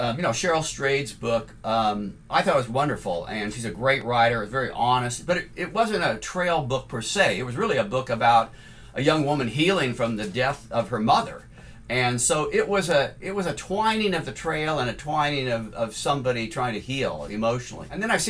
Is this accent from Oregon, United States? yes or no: yes; Oregon, United States; well, I'm from Oregon, so I can explain it to you.